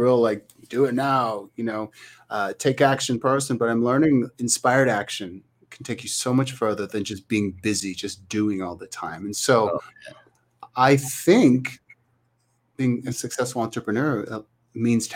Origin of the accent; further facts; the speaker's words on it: Thunder Bay, Ontario, Canada; moved away; Thunder Bay is my hometown in Canada.